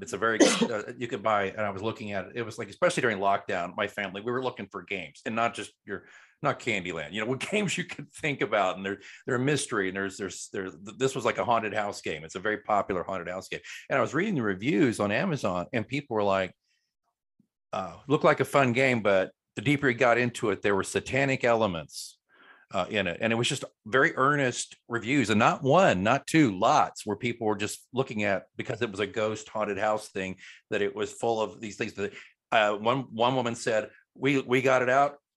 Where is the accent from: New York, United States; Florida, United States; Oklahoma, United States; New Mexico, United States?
Oklahoma, United States; I grew up in a very Southern Baptist community growing up in Oklahoma